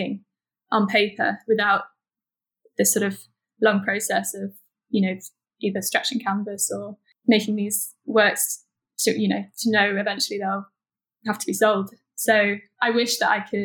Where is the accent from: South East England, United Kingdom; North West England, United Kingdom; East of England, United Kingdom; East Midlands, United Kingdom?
East Midlands, United Kingdom; Nottingham; now in London, United Kingdom; Originally, I was brought up in Nottingham, so we were outdoors a lot